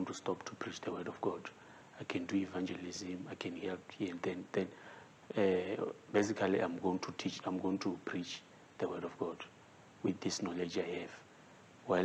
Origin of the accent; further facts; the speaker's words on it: Venda, Limpopo, South Africa; English is a second language; I'm from Venda.